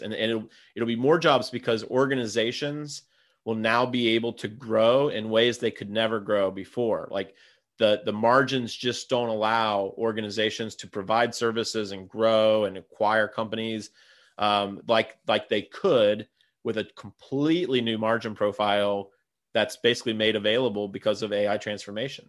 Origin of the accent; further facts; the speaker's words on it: Ohio, United States; my hometown, Police, Ohio